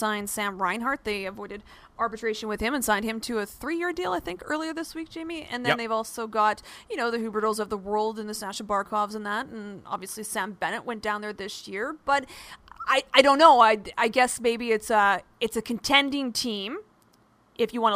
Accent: Winnipeg, Manitoba, Canada; growing up in Winnipeg

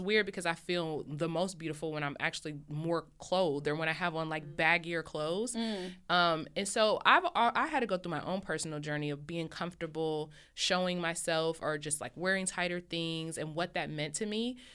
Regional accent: Columbus, Ohio, United States; moved away as an adult; now in California, United States; I'm originally from Columbus, Ohio. I've been living in Cali for six years

